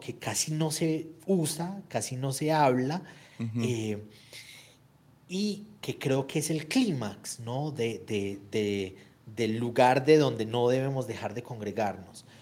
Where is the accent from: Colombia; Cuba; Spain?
Colombia; Antioquia; Yo soy antioqueño en mi país